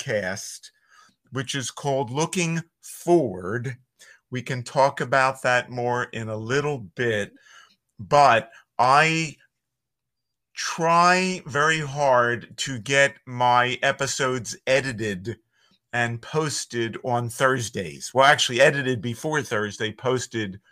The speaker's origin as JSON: {"language": "English", "town": "Philadelphia", "region": "Pennsylvania", "country": "United States", "tie": "born or raised there", "accent": "Philly", "said": "I have a Philly accent, which I cannot deny, because I grew up in Northeast Philadelphia"}